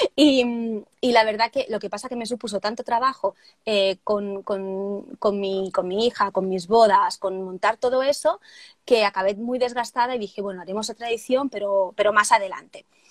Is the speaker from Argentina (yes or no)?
no; Barcelona, Catalonia, Spain; yo soy de Barcelona, de, de España